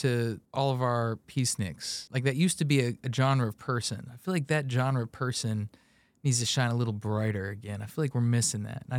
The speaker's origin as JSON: {"language": "English", "region": "Indiana", "country": "United States", "tie": "born or raised there", "also_born_or_lived": "Kansas", "said": "I'm from Central Indiana for the most part, born in Kansas. Somehow the wind swept me out here, and I've spent all my life really in Central Indiana, aside from that time teaching English in Japan."}